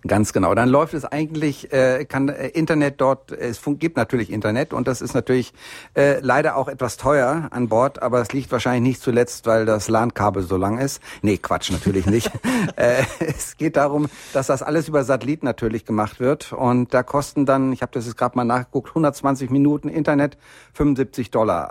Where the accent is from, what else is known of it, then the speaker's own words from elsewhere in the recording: Bielefeld, North Rhine-Westphalia, Germany; now in Munich, Germany; ich komme ja nur eigentlich aus Bielefeld und bin hier unten in Bayern kleben geblieben, weil es einfach wirklich schön ist hier in München